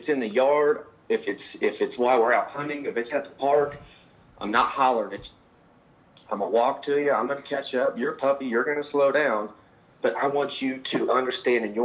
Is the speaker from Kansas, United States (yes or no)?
yes; Kansas City, Kansas, United States; also born or lived in Manhattan, Kansas; I grew up in Kansas City